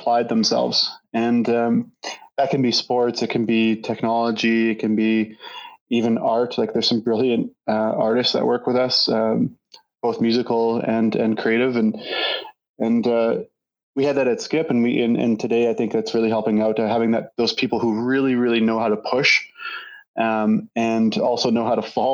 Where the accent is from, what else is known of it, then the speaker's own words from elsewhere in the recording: Saskatchewan, Canada; I grew up in Saskatchewan, went to the University of Saskatchewan